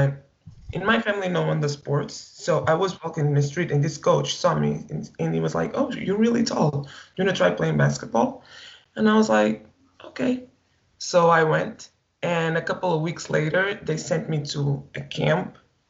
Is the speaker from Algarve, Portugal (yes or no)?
no; Lisbon, Portugal; I grew up in Lisbon. Yes.